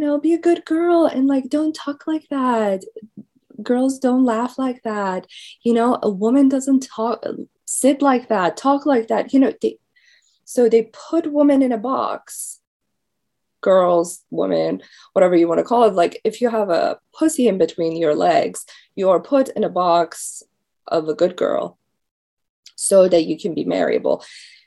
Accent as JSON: {"language": "English", "country": "Iran", "moved": "yes", "lives_now": "United States", "said": "I'm from Iran"}